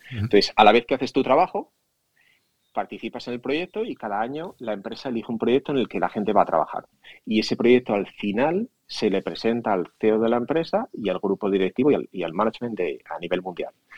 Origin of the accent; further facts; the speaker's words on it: Asturias, Spain; moved away as an adult; also born or lived in Madrid; now in United States; nací en Asturias